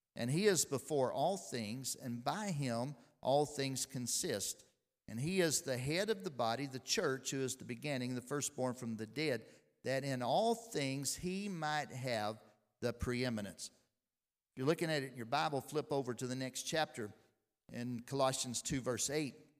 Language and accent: English; Lexington, Tennessee, United States; I was born right here in Lexington, Tennessee.